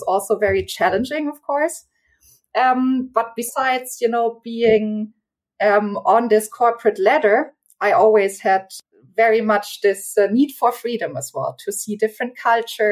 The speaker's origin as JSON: {"language": "English", "country": "Germany", "also_born_or_lived": "Czech Republic / United States", "said": "I'm from Germany"}